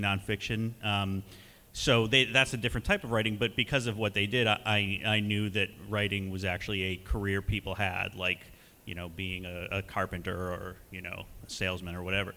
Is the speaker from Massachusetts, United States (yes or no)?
yes; North Grafton, Massachusetts, United States; also born or lived in New York / Athens, Greece; I was born in New York, but I mostly grew up in North Grafton, Massachusetts